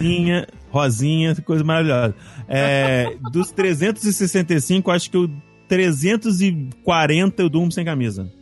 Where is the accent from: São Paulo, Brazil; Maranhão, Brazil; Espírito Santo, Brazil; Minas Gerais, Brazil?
Espírito Santo, Brazil; Cachoeiro de Itapemirim; moved away; Cachoeiro, que é onde eu nasci